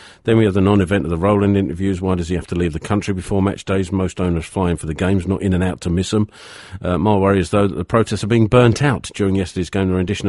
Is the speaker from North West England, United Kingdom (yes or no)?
no; Charlton, London, United Kingdom; because I was born in Charlton, I went to school in Charton, it's part of my DNA.